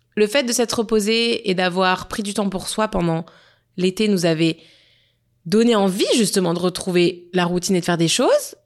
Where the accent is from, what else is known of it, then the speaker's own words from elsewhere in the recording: Nice, Provence-Alpes-Côte d'Azur, France; now in Montreal, Canada; on a été à Nice, dans ma ville natale